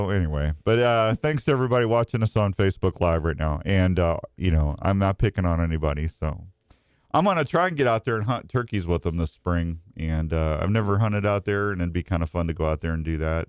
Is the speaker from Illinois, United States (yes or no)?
no; St. Louis, Missouri, United States; moved away as an adult; now in Iowa, United States; me growing up in St. Louis, I grew up a diehard Cardinal fan.